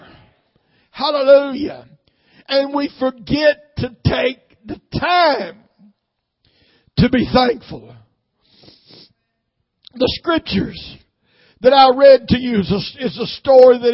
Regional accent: Nashville, Tennessee, United States; I was raised up mostly in South Nashville, Flat Rock

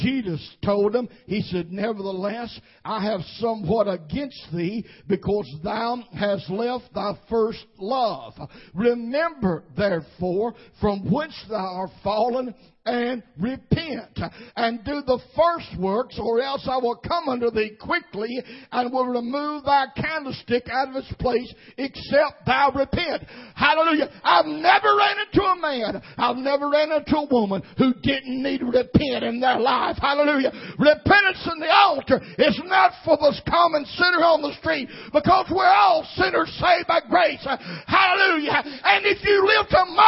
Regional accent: United States; I am proud for my heritage as an American, and I thank God that I was born in this nation above any other country.

